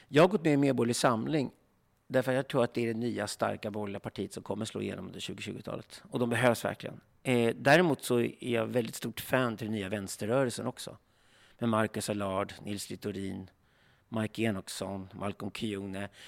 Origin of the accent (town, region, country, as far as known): Sweden